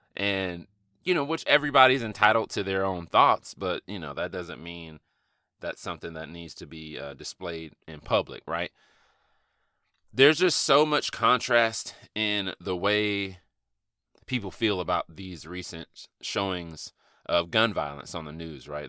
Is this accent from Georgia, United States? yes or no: yes; Atlanta, Georgia, United States; growing up in Atlanta, in inner city Atlanta